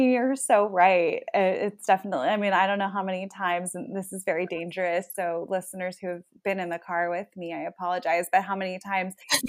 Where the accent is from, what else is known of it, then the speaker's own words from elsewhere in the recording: Florida, United States; I'm a Floridian